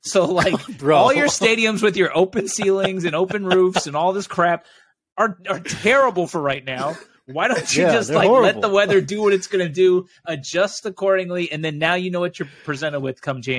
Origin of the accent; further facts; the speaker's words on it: Indiana, United States; I grew up in Indiana.